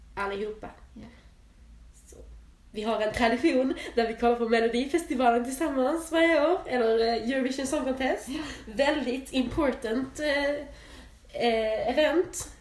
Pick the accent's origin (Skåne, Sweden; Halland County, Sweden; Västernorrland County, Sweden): Skåne, Sweden; Jag är ju helskåning